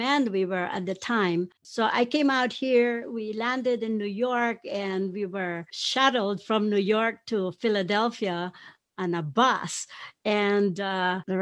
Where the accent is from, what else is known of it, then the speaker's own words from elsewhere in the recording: Pampanga, Central Luzon, Philippines; now in United States; I grew up in Pampanga, which is about 30 minutes from Clark Air Base